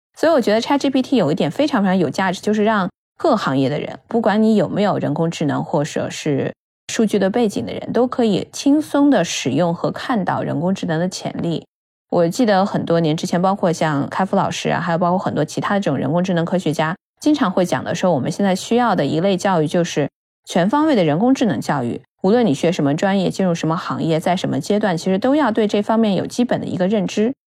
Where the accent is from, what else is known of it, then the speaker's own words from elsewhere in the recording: Inner Mongolia, China; 我其实是内蒙古出生长大嘛，所以其实我也从小的话生长的环境有很多蒙古的文字